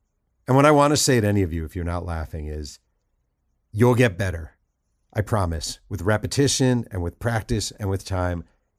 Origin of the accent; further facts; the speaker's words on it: New York, United States; I grew up in New York